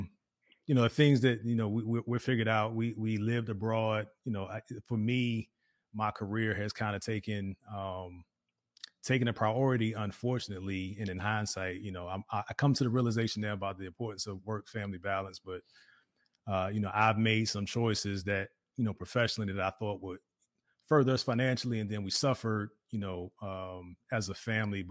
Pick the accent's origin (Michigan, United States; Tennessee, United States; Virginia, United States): Virginia, United States; now in Dallas-Fort Worth, United States; So we're from Virginia too, yeah. And we're now in the Dallas-Fort Worth area of Texas